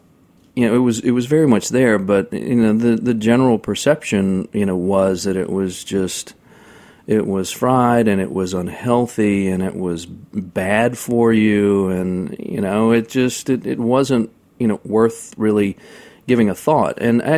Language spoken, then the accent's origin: English; New Orleans, Louisiana, United States; also born or lived in Carolinas; now in Oxford, United States; Well, I was born and raised in New Orleans